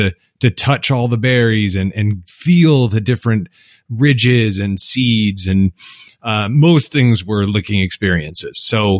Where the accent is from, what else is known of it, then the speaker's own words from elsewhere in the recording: Mackinac, Michigan, United States; And I identify as Canadian, although I'm from Mackinac, Michigan.